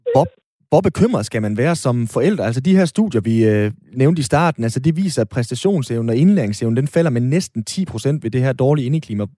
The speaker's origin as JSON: {"language": "Danish", "area": "North Jutland", "region": "North Denmark Region", "country": "Denmark", "said": "som nordjyde"}